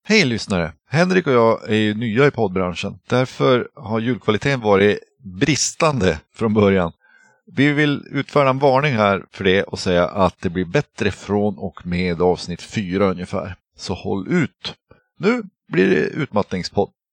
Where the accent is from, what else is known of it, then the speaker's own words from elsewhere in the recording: Norrbotten County, Sweden; jag kommer från Norrbotten